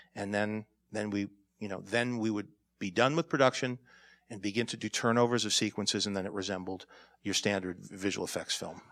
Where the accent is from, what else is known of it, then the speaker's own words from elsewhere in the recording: New York, United States; I'm a New Yorker